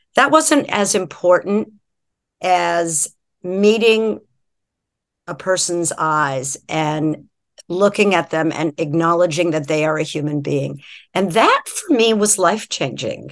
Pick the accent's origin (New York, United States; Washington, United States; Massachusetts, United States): Massachusetts, United States; just outside of Boston; moved away as an adult; also born or lived in San Francisco; I grew up just outside of Boston